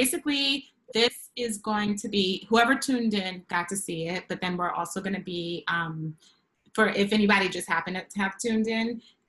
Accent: New York, United States; now in Los Angeles, United States; Yeah, because I was a bad hard New Yorker.

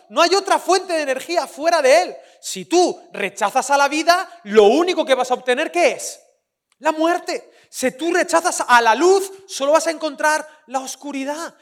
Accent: Valencian Community, Spain; soy valenciano

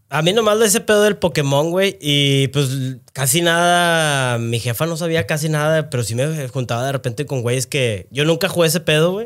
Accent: Monterrey, Nuevo León, Mexico; yo soy de acá de Monterrey

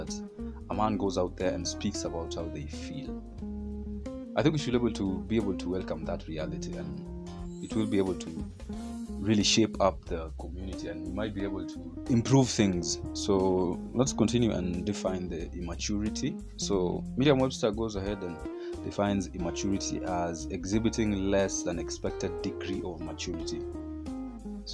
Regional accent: Kenya; our educational systems here in Kenya, I come from Kenya

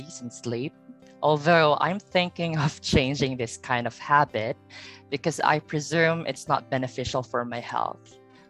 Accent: Philippines; I'm from the Pearl of the Orient Sea, which is the Philippines.

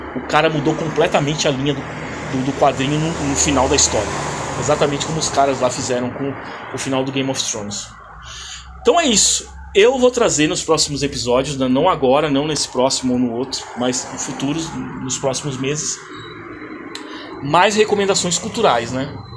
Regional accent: Brazil; moved away as an adult; now in Canada; eu saí do Brasil vai fazer um ano já

